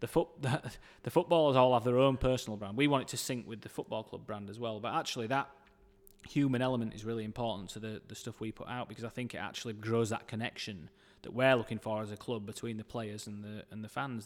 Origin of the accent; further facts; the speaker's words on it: Dewsbury, Yorkshire and the Humber, United Kingdom; I grew up in Dewsbury